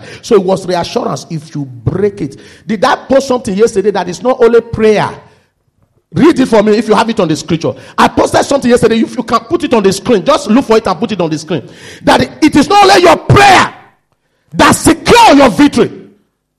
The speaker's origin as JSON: {"language": "English", "country": "Nigeria", "moved": "yes", "said": "I'm from Nigeria"}